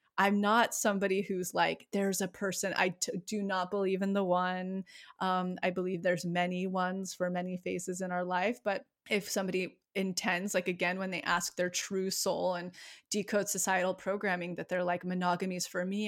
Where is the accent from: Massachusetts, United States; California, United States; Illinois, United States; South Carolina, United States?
California, United States; Yosemite; now in Los Angeles, United States; I grew up right outside of Yosemite